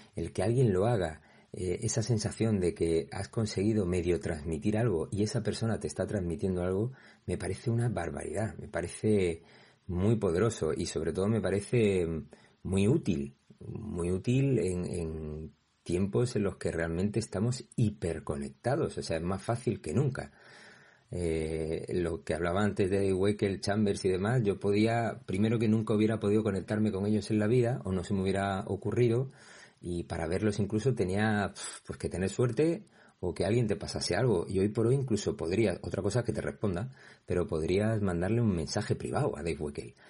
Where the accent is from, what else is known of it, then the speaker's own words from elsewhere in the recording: Torremolinos, Andalusia, Spain; yo que soy de Málaga pero concretamente de Torremolinos